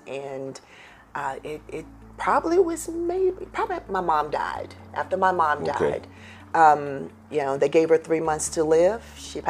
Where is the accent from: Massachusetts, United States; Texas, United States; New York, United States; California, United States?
Texas, United States; Houston; me being a native Houstonian, I'm from Cashmere Garden.